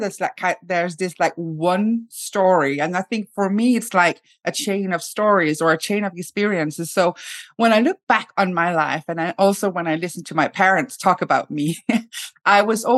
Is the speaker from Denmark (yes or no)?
yes; Denmark; now in Sweden; I live in Sweden. I come from Denmark.